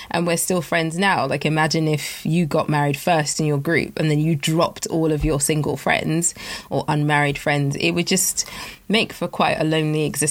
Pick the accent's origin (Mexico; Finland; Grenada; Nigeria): Nigeria; I'm West African, I'm Nigerian